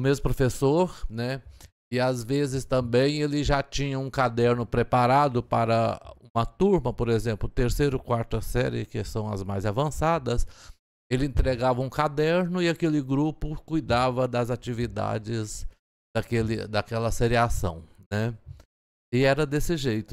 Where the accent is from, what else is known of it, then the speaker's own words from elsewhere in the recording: Turvânia, Goiás, Brazil; eu nasci em Turvânia, que é aqui na região oeste do estado, a 90 quilômetros de Goiânia